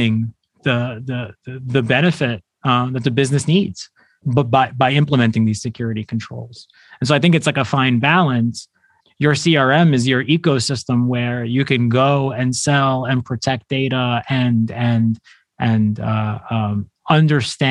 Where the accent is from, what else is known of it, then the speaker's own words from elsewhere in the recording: New York City, New York, United States; I'm born and raised in New York City